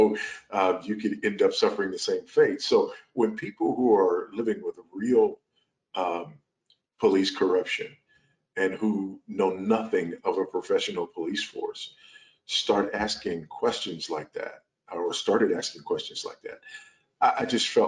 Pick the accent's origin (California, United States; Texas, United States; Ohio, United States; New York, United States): California, United States; Los Angeles; moved away as an adult; now in Zambia; I was born and raised in South Los Angeles, California, raised by a single teenage mother